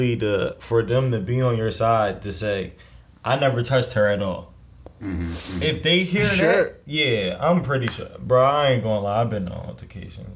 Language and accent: English; Philadelphia, Pennsylvania, United States; I'm from Philly